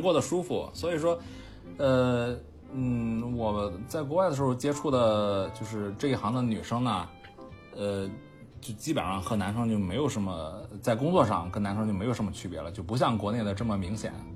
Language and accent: Chinese; Qingdao, Shandong, China; 我是青岛人嘛，呃，嗯。从小是几乎是是还行长大的